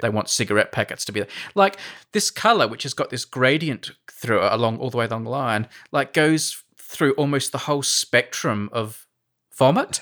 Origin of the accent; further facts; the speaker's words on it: Australia; moved away; As an Australian, like, when I was growing up